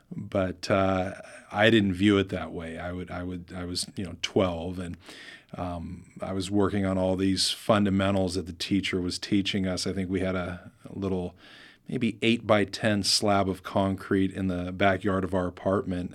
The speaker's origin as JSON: {"language": "English", "region": "Oregon", "country": "United States", "tie": "born or raised there", "also_born_or_lived": "Bay Area, California", "said": "We, we moved up from the Bay Area and uh, having uh, biracial parents at that time was not uh, a very popular thing in Oregon."}